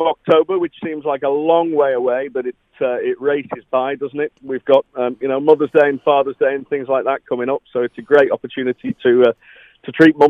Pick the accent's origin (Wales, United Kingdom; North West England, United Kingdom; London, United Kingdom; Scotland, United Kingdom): North West England, United Kingdom; the Wirral; So I'm from the Wirral